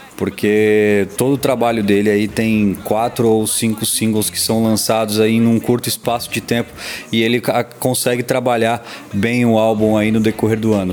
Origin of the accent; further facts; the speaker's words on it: São Paulo, Brazil; eu sou paulista